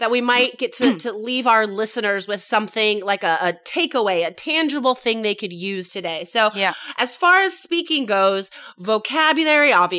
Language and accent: English; United States; also born or lived in Taiwan; I'm American